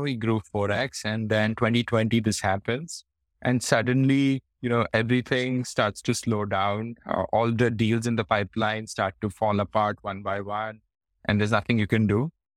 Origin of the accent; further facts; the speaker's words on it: Faridabad, Haryana, India; moved away as an adult; also born or lived in Delhi / Hyderabad; now in Singapore; I grew up in India in, uh, in a place called Faridabad